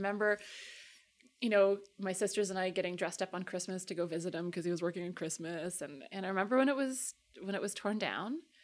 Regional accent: Calgary, Alberta, Canada; also born or lived in London, Ontario / Toronto; I grew up in Calgary.

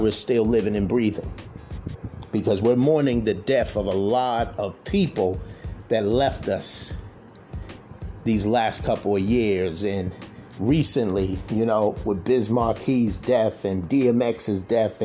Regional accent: Boston, Massachusetts, United States; I wasn't from the Bronx, I wasn't from New York, I'm from Boston.

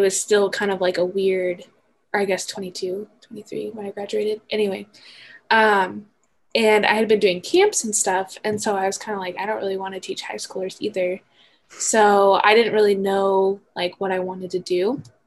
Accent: Emmett, Idaho, United States; I'm from Emmett, which if you know where Emmett is, it's only like maybe a 40 minute drive from the campus.

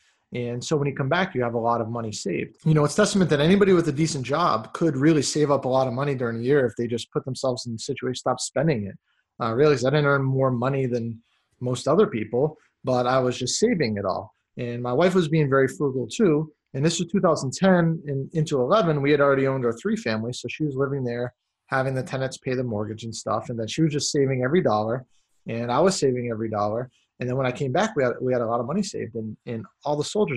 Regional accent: Massachusetts, United States; now in Texas, United States; I'm from Massachusetts originally. I live here in Texas now

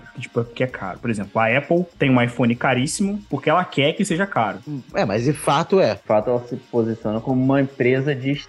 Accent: Brazil; Eu, ah, sou, sou brasileiro e tal.

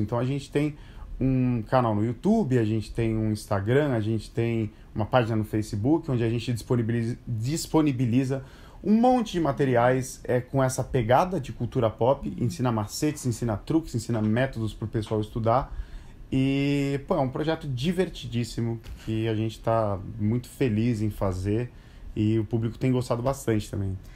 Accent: Brazil; moved away as an adult; also born or lived in Japan; eu sou brasileiro e, de repente, eu me vi inserido no universo japonês

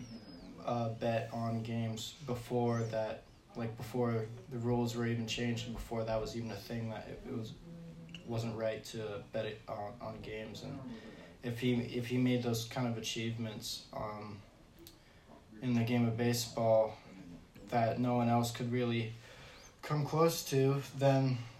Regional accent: Pittsburgh, Pennsylvania, United States; now in Cincinnati, United States; I'm from Pittsburgh, and, you know, if you're from Pittsburgh, you got to root for Pittsburgh team

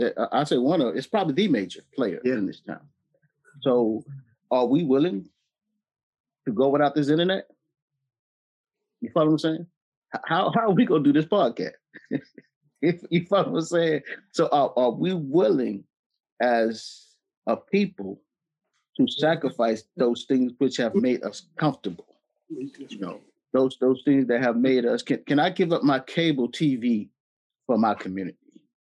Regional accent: the South, United States; we're from the South.

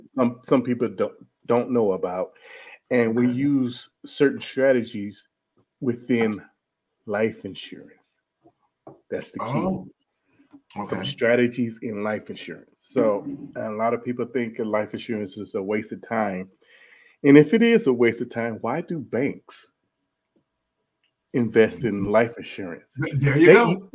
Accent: Detroit, Michigan, United States; moved away as an adult; I was born and raised in Detroit, Michigan. I left Detroit, Michigan at around about 18 years old

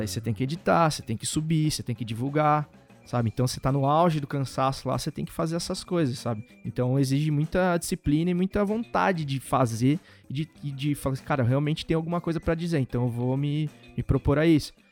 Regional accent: interior of São Paulo, Brazil; moved away; also born or lived in Santa Bárbara d'Oeste / Americana; eu sou do interior de São Paulo, então lá sempre se bebeu muito

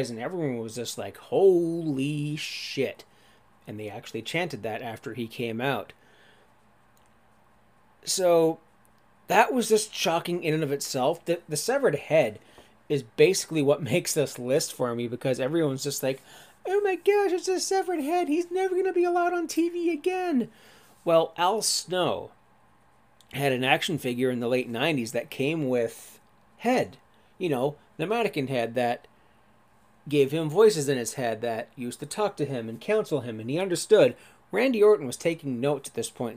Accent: Sauble Beach, Ontario, Canada; I don't say Sauble Beach. I'll just say Toronto, because more people know about Toronto

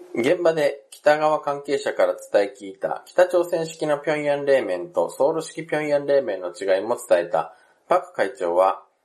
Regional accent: Japan; also born or lived in South Korea; 日本生まれ、韓国在住経験があり、仕事でたまーに行き来している日本人

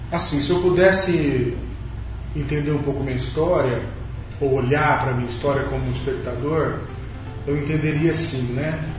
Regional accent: Bauru, São Paulo, Brazil; meu primeiro trabalho foi num jornal na cidade da minha cidade, Bauru, São Paulo, onde eu nasci.

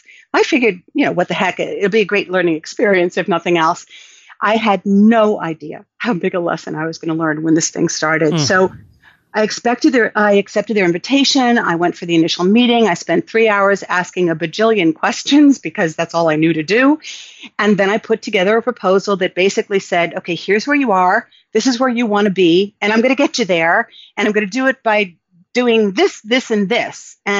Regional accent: New York City, New York, United States; So I grew up in New York City

